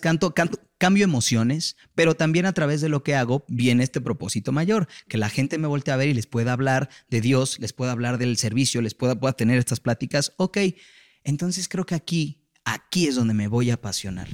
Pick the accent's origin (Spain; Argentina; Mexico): Mexico; Nací en México, en una familia que no tuvo las capacidades de mandarme a una universidad en Estados